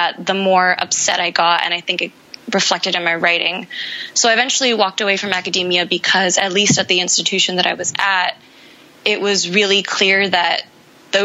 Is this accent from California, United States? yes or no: yes; Arcadia, California, United States; also born or lived in Boston / United Kingdom; I grew up just outside